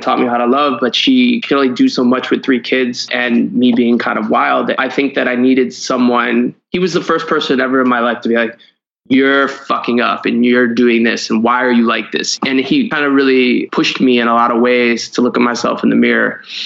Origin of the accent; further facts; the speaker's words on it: Cleveland, Ohio, United States; I grew up in Cleveland, Ohio.